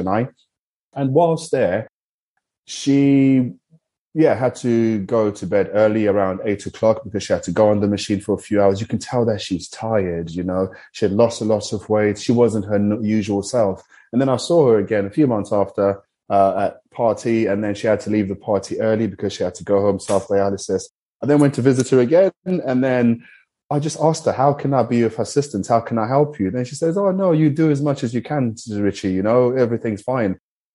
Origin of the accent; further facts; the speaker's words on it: Zimbabwe; I'm from Zimbabwe